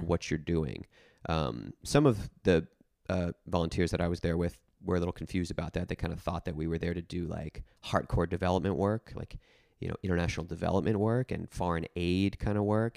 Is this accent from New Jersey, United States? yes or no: yes; New Jersey, United States; moved away as an adult; also born or lived in Nashville; I grew up in New Jersey, and I, um, specifically grew up in, uh, an area of New Jersey that's quite rural